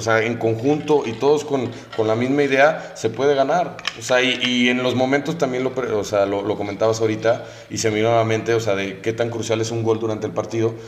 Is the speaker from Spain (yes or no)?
no; Mexico; como mexicano